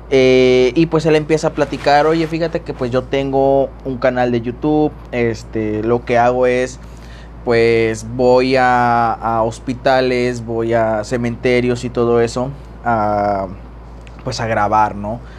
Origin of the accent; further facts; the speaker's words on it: Tamaulipas, Mexico; Acá en, yo soy de Tamaulipas eh, y en Ciudad Madero pues está un naturista como hospital